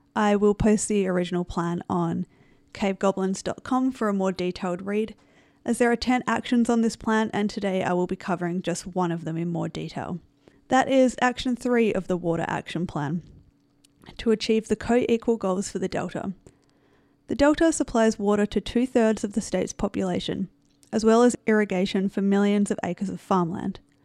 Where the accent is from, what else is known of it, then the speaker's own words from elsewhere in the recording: Australia; I am from Australia